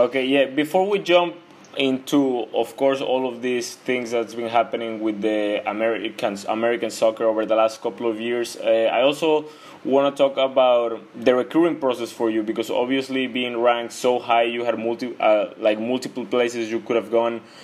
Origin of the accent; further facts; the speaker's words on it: Mexico; I'm from Mexico